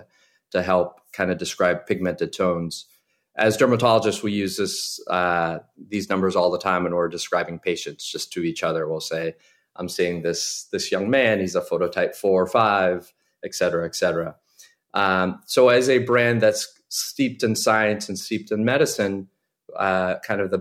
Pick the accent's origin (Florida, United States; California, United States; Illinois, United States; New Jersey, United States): Florida, United States; Southwest; moved away as an adult; also born or lived in Dominican Republic; now in New York City, United States; My family's all from the Dominican Republic, where I was born, but I was raised in Southwest Florida